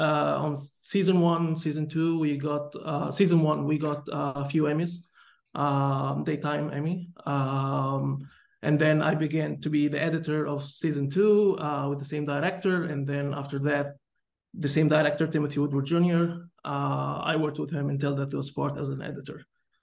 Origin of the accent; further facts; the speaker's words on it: Egypt; English is a second language; moved away as an adult; now in Los Angeles, United States; So I came from Egypt in 2012 and I studied filmmaking at New York Film Academy here in Los Angeles.